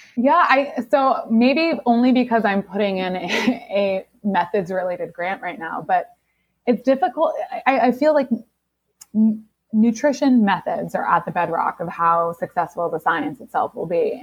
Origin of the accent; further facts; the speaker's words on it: Seattle, Washington, United States; I grew up grunge in the Seattle in Seattle in the '90s